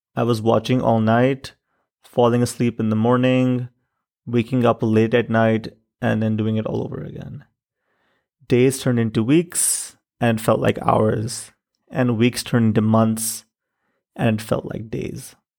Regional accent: Pakistan; moved away as an adult; also born or lived in Chicago; In Pakistan, I grew up with different kinds of privilege.

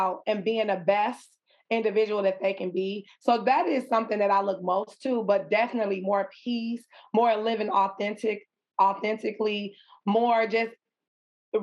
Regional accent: Chicago, Illinois, United States; I am from the west side of Chicago, born and raised in Chicago

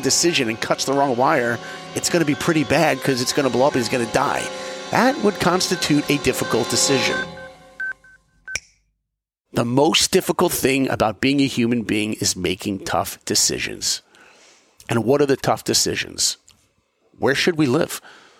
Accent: East Coast, United States; because I grew up on the East Coast and hey, that's where I live.

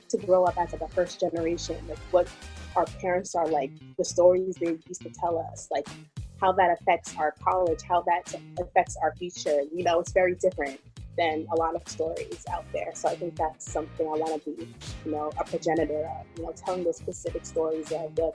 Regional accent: Ghana; English is a second language; like there's always going to be that part of my music that that's inspired by me being Ghanaian.

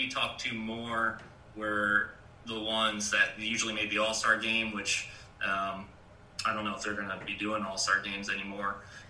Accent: New York, United States; moved away; also born or lived in South Carolina / North Carolina / Georgia; I grew up in New York

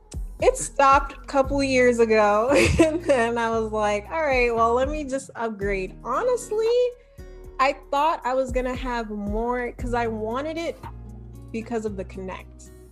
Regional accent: Maryland, United States; I'm from Maryland.

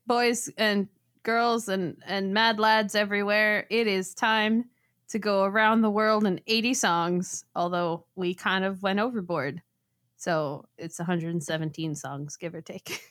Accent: South Florida, United States; I grew up in South Florida

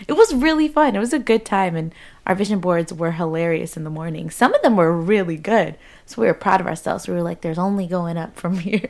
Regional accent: United States; growing up in the States

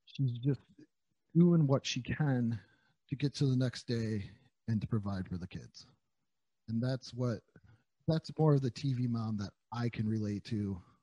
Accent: New York, United States; I'm from New York.

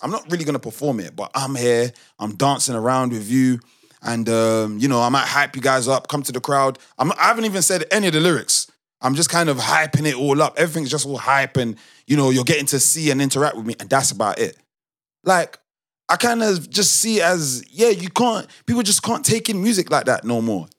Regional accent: United Kingdom; I'm still quote unquote British. Like I grew up British. I'm Nigerian. I grew up Nigerian

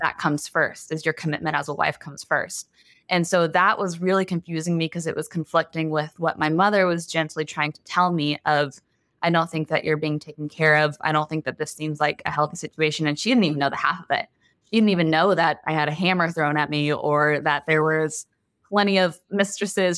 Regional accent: Texas, United States; also born or lived in Los Angeles; I was born and raised in Texas, and a lot of us get married pretty young out here

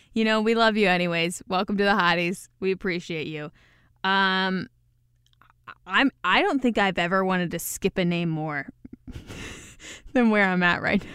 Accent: Midwest, United States; accent: Midwest; My disgusting Midwest accent

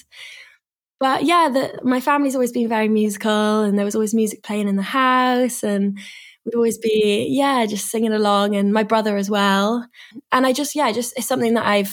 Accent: Swansea, Wales, United Kingdom; moved away as an adult; now in London, United Kingdom; I'm from Swansea though, in Wales.

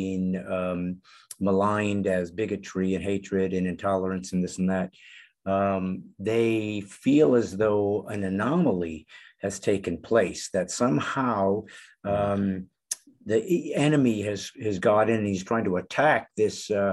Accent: United States; I was born in the United States

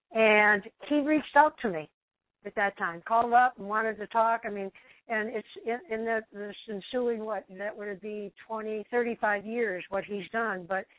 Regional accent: Detroit, Michigan, United States; now in Hawaii, United States; Downriver Detroit, which is where I grew up too.

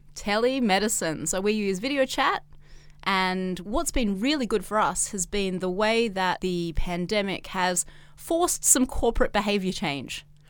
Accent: Australia; now in China; I'm Australian, but I'm not a resident of Australia

